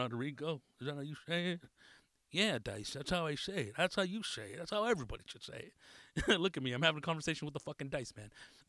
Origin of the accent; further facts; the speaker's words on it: Atlanta, Georgia, United States; I'm from Atlanta.